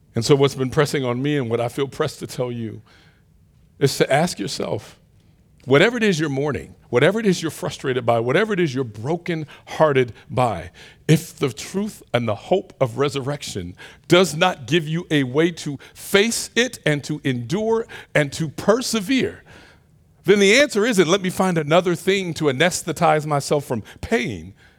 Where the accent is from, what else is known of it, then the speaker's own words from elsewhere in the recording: Detroit, Michigan, United States; moved away; my hometown of Detroit